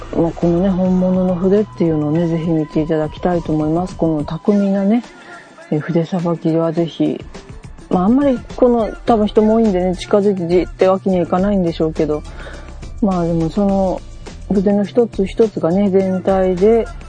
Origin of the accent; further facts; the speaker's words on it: Kyushu, Japan; 私もね、九州で生まれたにしては